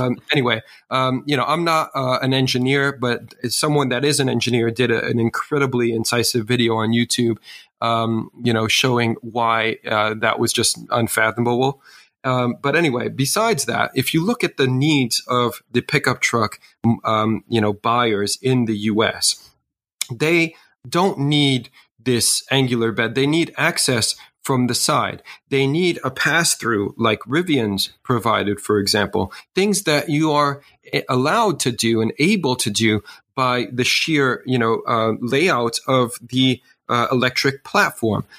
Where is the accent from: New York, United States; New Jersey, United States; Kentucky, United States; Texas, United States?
New York, United States; New York City; I grew up in New York City